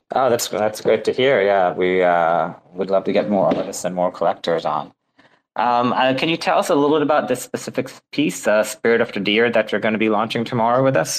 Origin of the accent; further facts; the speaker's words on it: Sri Lanka; I'm Sri Lankan